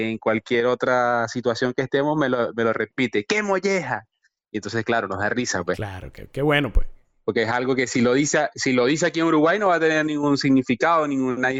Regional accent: Machiques, Zulia, Venezuela; yo, yo soy de Machiques, pero mi formación académica fue en, de la universidad, me refiero, fue en Maracaibo.

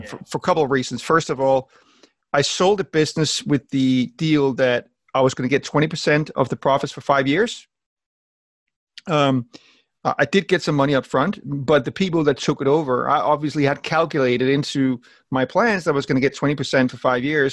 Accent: Denmark; accent: weird accent, combination of Danish and motivational speakers; moved away as an adult; I'm born in Denmark and I lived there until I was about 36. And uh, my weird accent is just a combination of um, of being being Danish

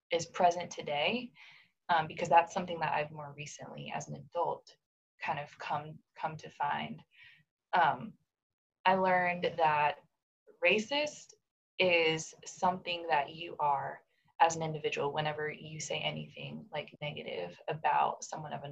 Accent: Japan; now in United States; I was born here in the States, but I grew up in Japan, where my parents um, used to be missionaries. We moved there to Japan when I was four years old, so I was really young.

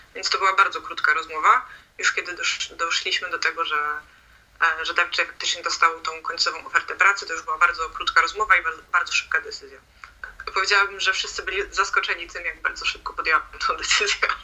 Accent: Poland; moved away as an adult; now in Sweden; jesteśmy z Polski

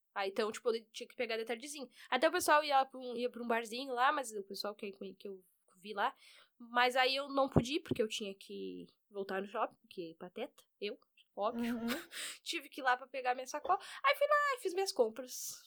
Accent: Rio Grande do Sul, Brazil; Eu sou gaúcha, eu sou gaúcha

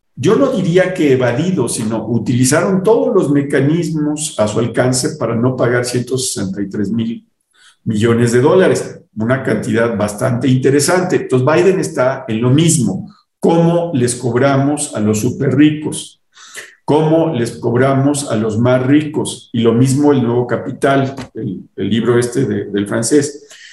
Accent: Mexico

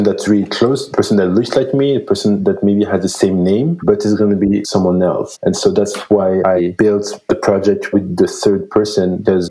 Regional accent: Belgium; moved away as an adult; now in Vancouver, Canada; I grew up in Belgium

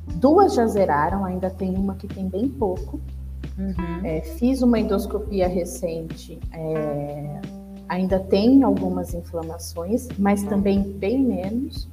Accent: São Paulo, Brazil; sou aqui de São Paulo, né? eu moro no Jaraguá

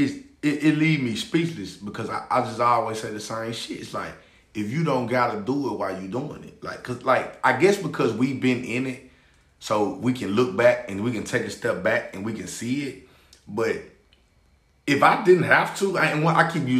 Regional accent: Memphis, Tennessee, United States; I'm from Memphis

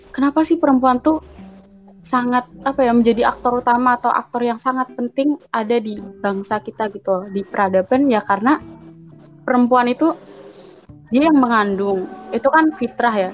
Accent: Java, Indonesia; karena kan saya orang Jawa nih bang. Kalau di Jawa tuh sebenarnya

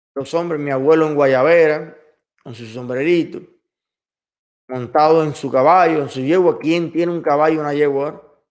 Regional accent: Cuba; todo lo que somos capaces los cubanos de producir

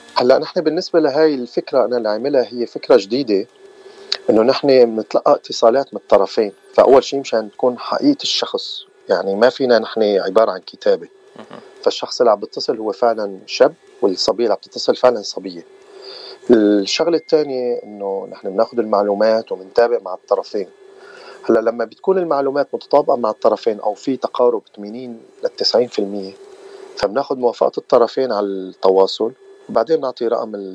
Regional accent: Aleppo, Aleppo Governorate, Syria; moved away as an adult; now in Southern California, United States; وانا من مدينه حلب بسوريا

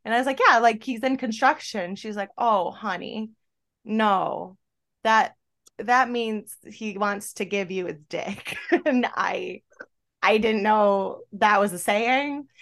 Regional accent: an hour and a half south of Buffalo, New York, United States; moved away as an adult; now in Florida, United States; I'm from an hour and a half south of Buffalo

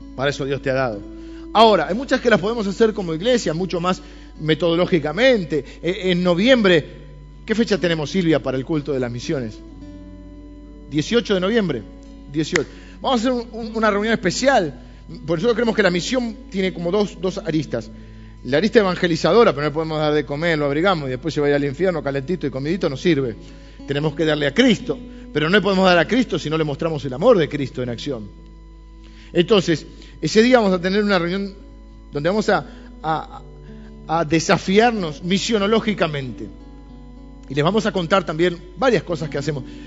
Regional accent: Argentina; Soy argentino, pero soy cristiano

